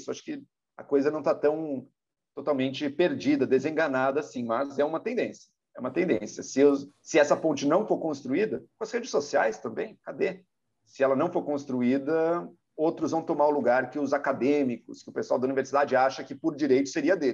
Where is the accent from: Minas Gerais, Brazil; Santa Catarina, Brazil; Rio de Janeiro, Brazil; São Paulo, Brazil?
São Paulo, Brazil; Nós, como paulistanos